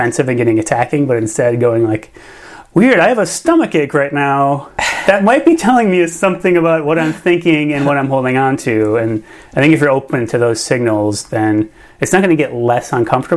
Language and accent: English; Minnesota, United States; I'm from Minnesota, like, I'm from the Midwest, deeply from the Midwest